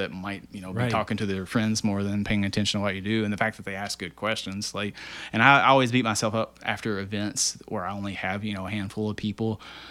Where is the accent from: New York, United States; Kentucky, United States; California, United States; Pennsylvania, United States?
Kentucky, United States; Muhlenberg County; I grew up in Muhlenberg County